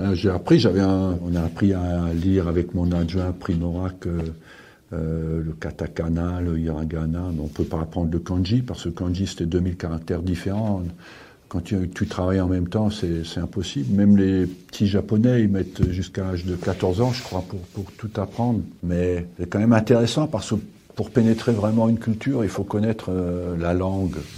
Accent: France; je suis français

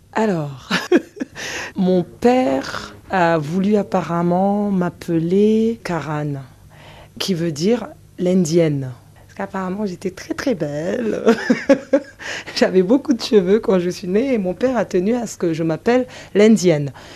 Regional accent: Mayotte; j'ai grandi à Mayotte

